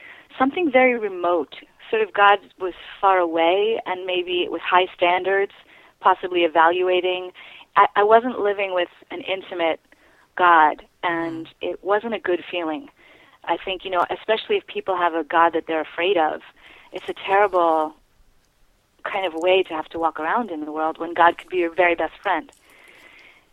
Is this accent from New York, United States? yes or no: yes; New York City, New York, United States; I was raised in New York City, predominantly around very successful people